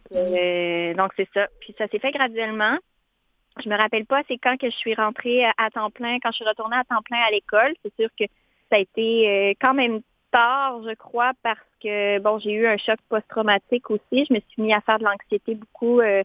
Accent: Montmagny, Quebec, Canada; moved away as an adult; je viens d'un petit peu plus loin, là, hmm. vers Rivière-du-Loup. J'habite dans la région de Montmagny

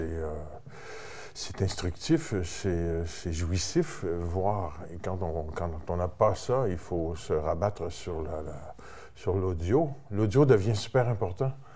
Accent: Terrebonne, Quebec, Canada; mon père est de, de Terrebonne, alors j'ai grandi à Terrebonne

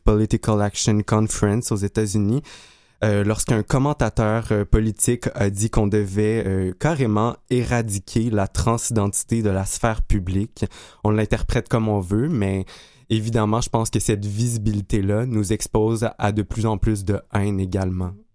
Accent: Abitibi-Témiscamingue, Quebec, Canada; je suis natif de l'Abitibi-Témiscamingue

